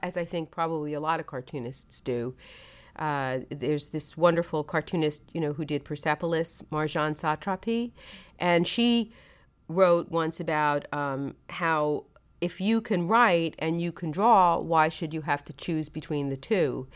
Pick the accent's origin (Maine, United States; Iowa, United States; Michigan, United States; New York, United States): New York, United States; Brooklyn; I grew up there